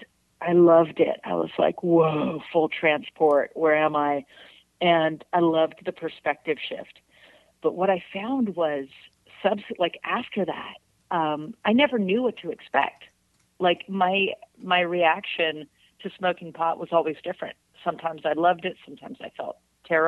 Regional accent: San Francisco, California, United States; moved away as an adult; now in Humboldt County, United States; I grew up in San Francisco, you know, so like I went to elementary school on Haight Street

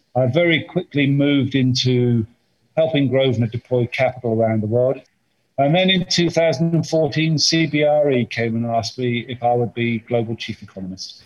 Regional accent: United Kingdom; I'm British

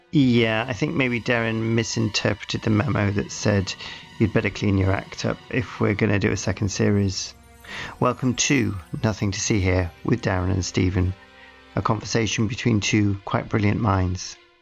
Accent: United Kingdom; British Britons, whatever we are

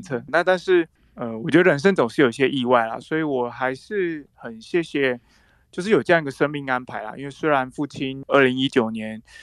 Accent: Fuli, Hualien County, Taiwan; also born or lived in Taipei; 她是我的老家

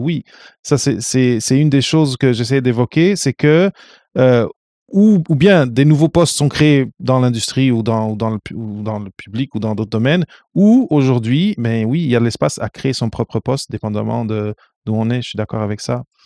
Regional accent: Portugal; moved away; also born or lived in North America; je viens du Portugal

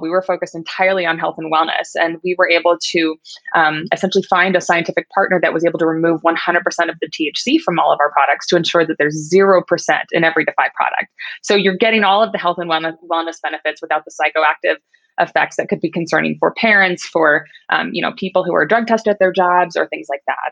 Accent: Midwest, United States; I grew up in the Midwest. I was Miss Kansas 2004

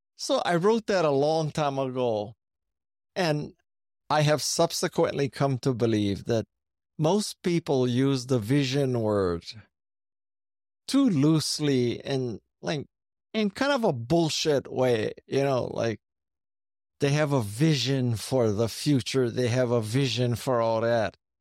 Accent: Honolulu, Hawaii, United States; moved away; also born or lived in Silicon Valley; Growing up in Hawaii, I think, was very advantageous

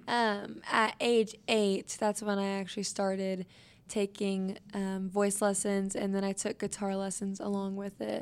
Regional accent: Wichita, Kansas, United States; I was born and raised in Wichita, Kansas

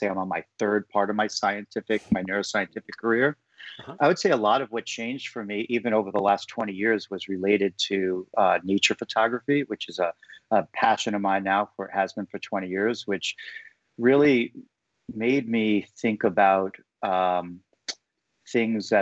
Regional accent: New York City, New York, United States; as a New Yorker with no nature exposure

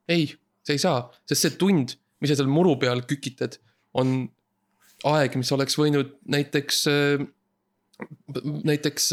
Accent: Estonia; seda riiki, kust mina pärit olen

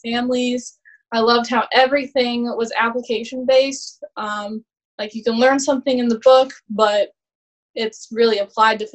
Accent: Bloomington, Illinois, United States; moved away as an adult; now in Virginia, United States; I am from Bloomington, Illinois. I born and raised there, right where ISU is

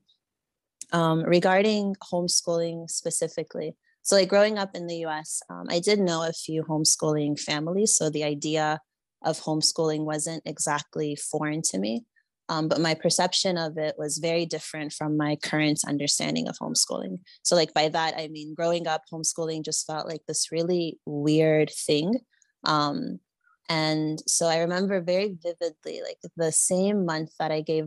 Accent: Florida, United States; moved away as an adult; also born or lived in Nigeria; I was born and raised in the United States in the state of Florida

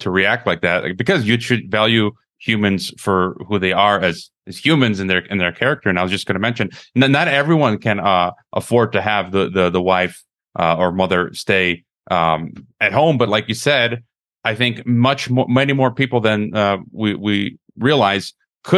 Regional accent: United States; moved away as an adult; now in Mexico; When I was a young man growing up in the West, in America, you know, I'm talking about teenager, early 20s

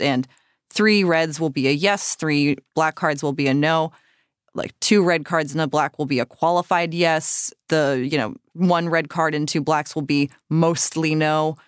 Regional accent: Cape Cod, Massachusetts, United States; moved away; I grew up on Cape Cod, but I did grow up going to Salem for October, pretty much every October that I lived in Massachusetts

